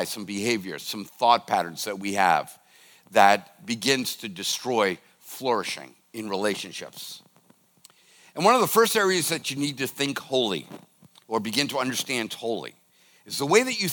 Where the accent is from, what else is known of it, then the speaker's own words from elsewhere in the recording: United States; as an American